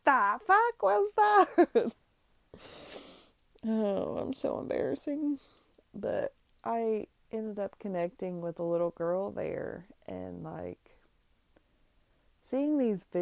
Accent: Indiana, United States; we're from Indiana.

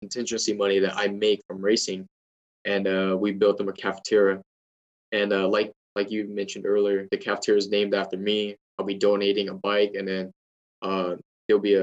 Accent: United States; I was from the United States.

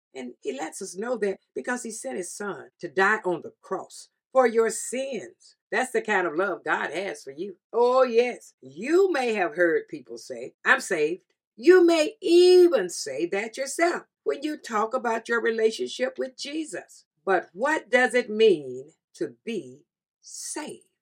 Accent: the South, United States; I'm from the South

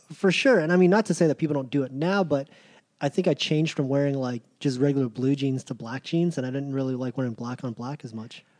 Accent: Virginia Beach, Virginia, United States; growing up in Virginia Beach

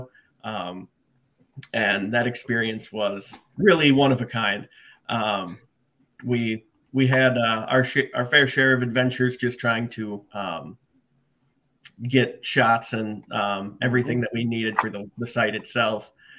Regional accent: Janesville, Wisconsin, United States; I'm born and raised in Janesville

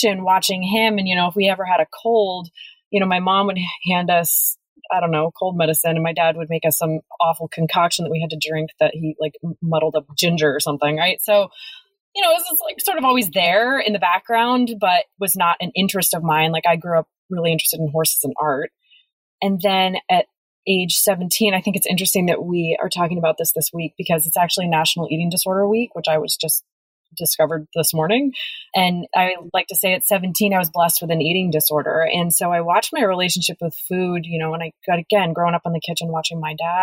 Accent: Vermont, United States; I was just a kiddo growing up in Vermont

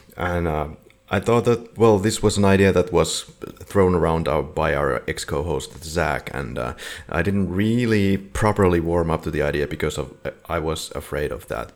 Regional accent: Finland; we are from Finland, Finland

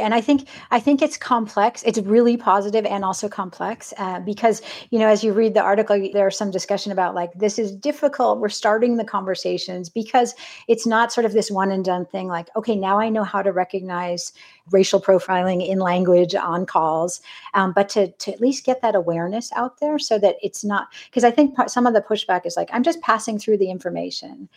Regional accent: California, United States; I grew up in California

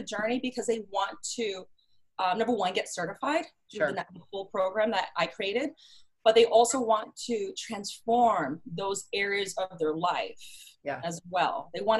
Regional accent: New York City, New York, United States; also born or lived in Boston / Miami; now in Chicago, United States; I am in Chicago. I've actually lived in different cities. I'm from New York City, Boston, lived in Miami.

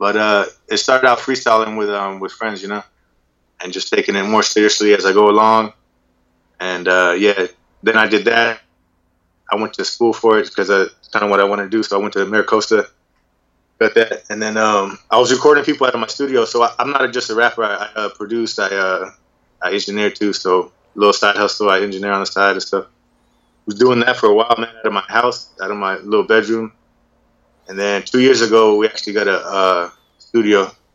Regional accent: Oceanside, California, United States; I'm from Oceanside, California, born and raised.

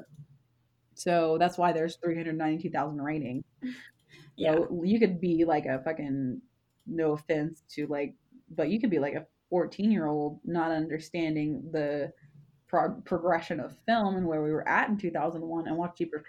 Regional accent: the South, United States; moved away; also born or lived in Texas; I was raised in the South

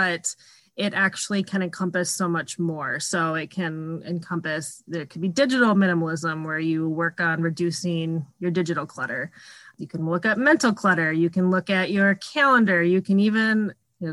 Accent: Minnesota, United States; I'm from Minnesota and lived here almost my whole life.

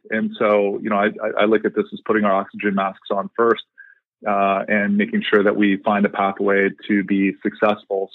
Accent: Columbus, Ohio, United States; moved away; also born or lived in Indiana; I am a Midwesterner, grew up in Columbus, Ohio

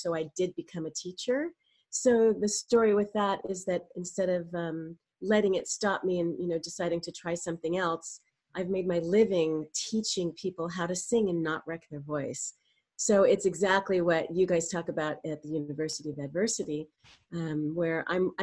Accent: Burbank, California, United States; I was raised in Burbank in a very creative household

